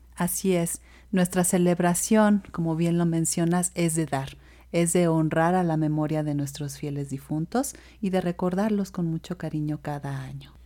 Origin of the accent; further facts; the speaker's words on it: Mexico; como mexicanos